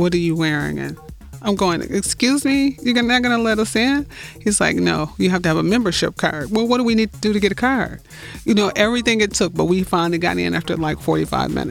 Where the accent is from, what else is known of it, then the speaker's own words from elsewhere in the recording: Detroit, Michigan, United States; born and raised. It's day one in Detroit